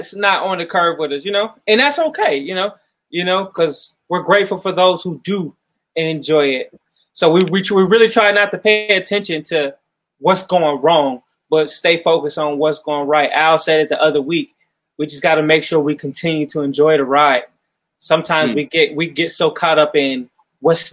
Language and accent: English; Mansfield, Ohio, United States; I'm originally from Mansfield, Ohio